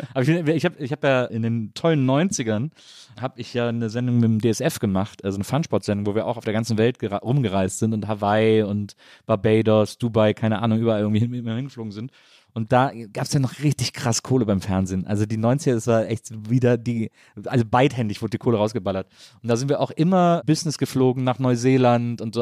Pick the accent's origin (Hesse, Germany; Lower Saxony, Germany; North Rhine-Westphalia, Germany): North Rhine-Westphalia, Germany; Cologne; als ja. Kölner